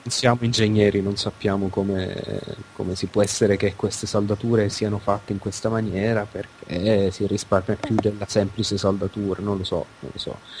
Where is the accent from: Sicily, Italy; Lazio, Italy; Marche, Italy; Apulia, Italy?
Sicily, Italy; Palermo; è la mia città natale.